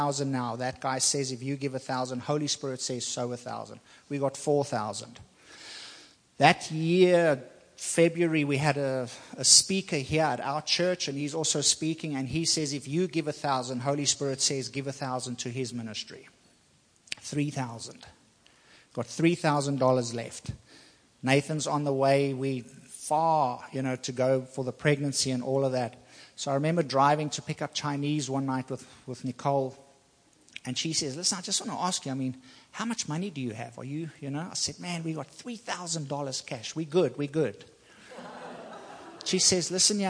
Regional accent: South Africa; moved away as an adult; also born or lived in Taiwan; now in Virginia, United States; I'm from South Africa

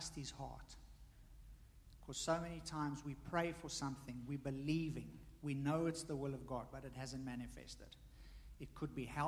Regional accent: South Africa; now in United States; me being South African, my wife, Taiwanese

